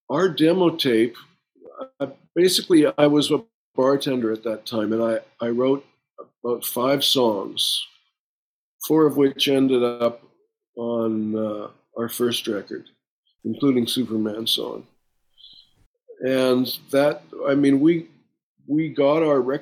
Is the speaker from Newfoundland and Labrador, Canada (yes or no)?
no; Winnipeg, Manitoba, Canada; started in my hometown with Morley Walker at the Winnipeg Free Press